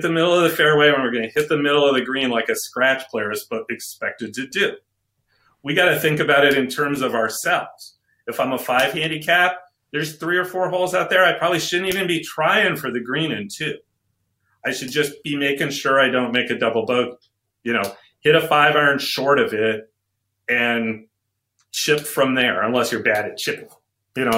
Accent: Connecticut, United States; I grew up in Connecticut

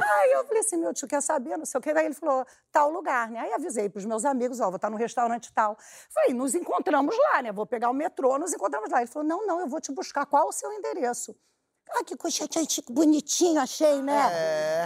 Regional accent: Brazil; Eu falei, Brasil.

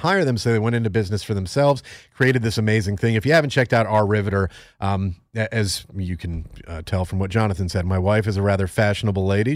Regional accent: Northeast, United States; I'm from the Northeast

